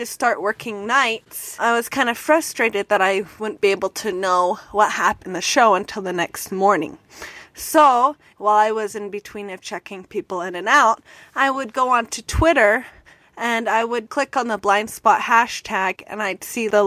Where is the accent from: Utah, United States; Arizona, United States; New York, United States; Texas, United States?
Utah, United States; I am from the exotic state called Utah.